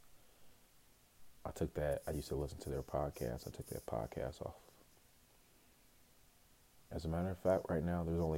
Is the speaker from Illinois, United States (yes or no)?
yes; Chicago, Illinois, United States; now in Phoenix, United States; I was born in Chicago, Illinois.